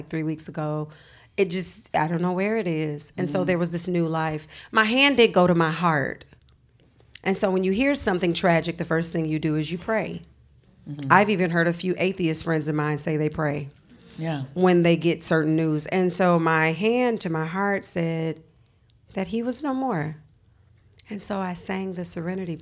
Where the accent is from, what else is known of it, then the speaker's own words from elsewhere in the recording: Chicago, Illinois, United States; moved away as an adult; now in Minneapolis, United States; growing up in Chicago, it's still very segregated